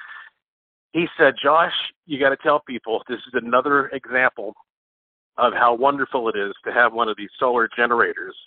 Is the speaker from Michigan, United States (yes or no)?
no; Asheville, North Carolina, United States; Asheville, North Carolina, my hometown